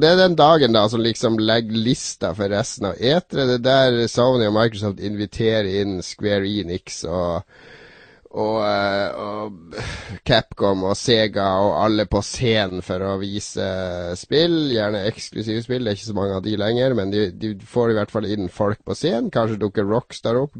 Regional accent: Harstad, Troms, Norway; moved away; da jeg var hjemme i Harstad, kom hjem tidlig fra universitetet

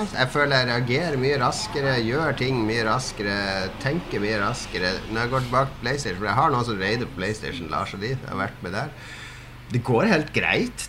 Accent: Harstad, Troms, Norway; moved away; plugga alltid den opp når jeg var hjemme i Harstad

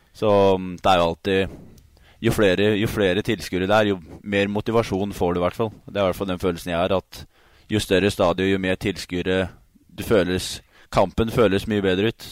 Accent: Sarpsborg, Østfold, Norway; also born or lived in Halden; som østfolding, haldenser og egentlig sarping

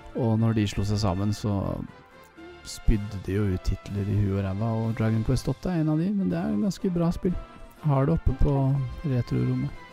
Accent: Oslo, Norway; Tveitasenteret like ved der jeg vokste opp

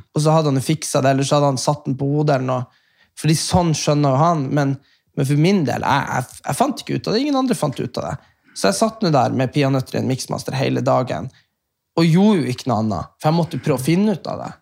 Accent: Norway; som nordmann

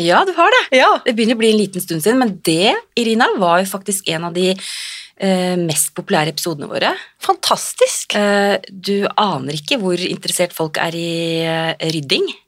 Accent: Drammen, Buskerud, Norway; jeg er fra Drammen og Konnerud

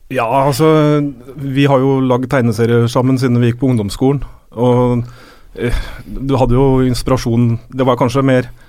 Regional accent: Rælingen, Akershus, Norway; moved away; Vi er jo begge fra Rælingen

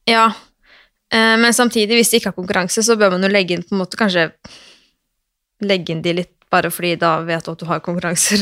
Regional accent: Oslo, Norway; jeg er fra Røa i Oslo.

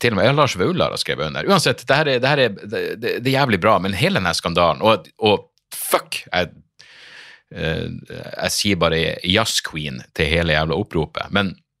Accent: Narvik, Nordland, Norway; jeg er fra Narvik

